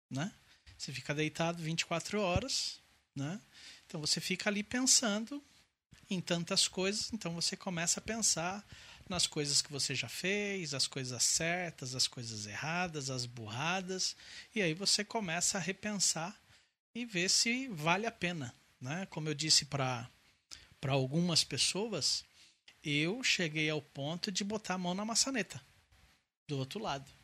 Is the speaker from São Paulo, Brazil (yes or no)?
yes; Santo André, São Paulo, Brazil; É, eu tenho 49 anos. Nossa. Nasci aqui em Santo André. Né? Então eu moro em Santo André já faz 49 anos.